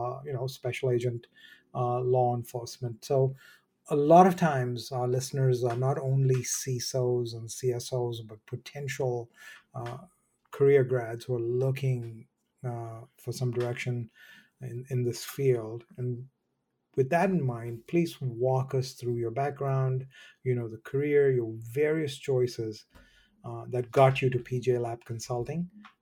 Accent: Mumbai, Maharashtra, India; and believe me, growing up in Bombay, I always thought the lyrics were secret Asian man, but it's not.

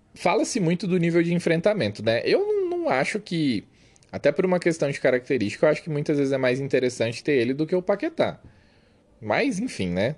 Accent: Campinas, São Paulo, Brazil; eu sou de Campinas

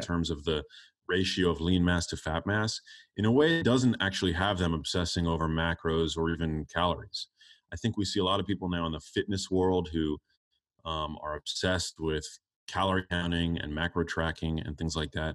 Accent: New York City, New York, United States; I grew up in New York City

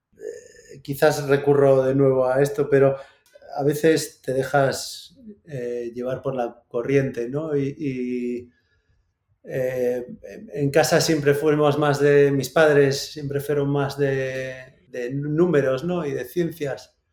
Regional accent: Santiago de Compostela, Galicia, Spain; Yo soy de Santiago

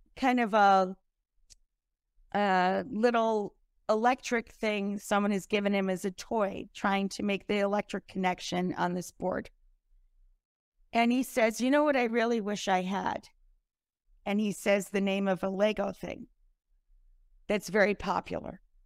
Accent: United States; first language English; also born or lived in upstate New York / Italy; I was born in America, not Ukraine

